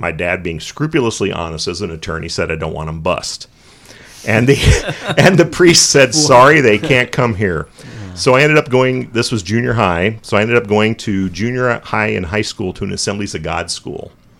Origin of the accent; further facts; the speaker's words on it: St. Petersburg, Florida, United States; moved away as an adult; also born or lived in Tucson, Arizona / Sicily; now in Dubuque, United States; But born and raised in St. Petersburg, Florida. And my dad was a Catholic and my mom was a Methodist. So I came from a split faith family.